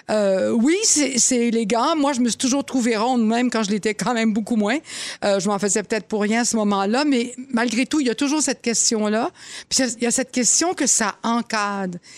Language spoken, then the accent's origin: French; Laval, Quebec, Canada; quand j'étais jeune à Laval